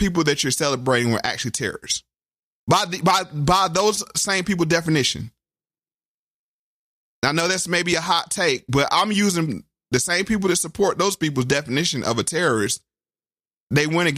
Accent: North Carolina, United States; now in Virginia, United States; I was from North Carolina

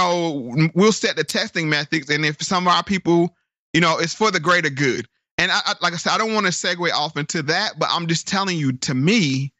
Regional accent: Durham, North Carolina, United States; my hometown of Durham, North Carolina.

